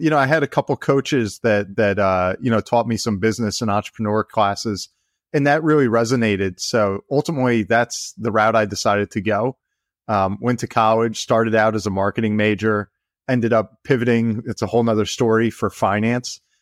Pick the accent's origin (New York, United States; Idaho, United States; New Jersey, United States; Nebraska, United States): New Jersey, United States; I grew up in New Jersey, you know, here in the States, um, right along the shore, you know, been here all my life